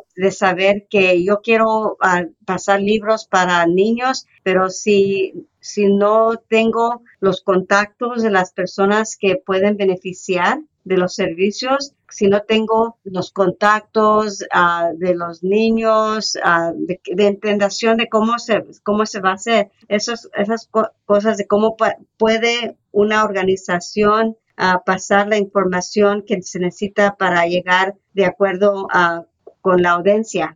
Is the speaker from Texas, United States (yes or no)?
no; Coachella Valley, California, United States; also born or lived in Thermal, California / Mecca, California; persona ah, que creció en el Valle de Coachella, trabajando en los files aquí en, en, en Termal, Meca